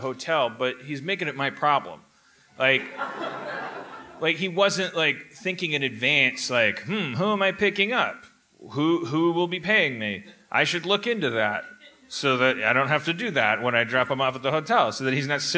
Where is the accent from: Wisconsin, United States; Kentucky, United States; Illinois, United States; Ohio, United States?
Wisconsin, United States; Milwaukee; moved away as an adult; now in Los Angeles, United States; growing up in Wisconsin is essentially you are Canadian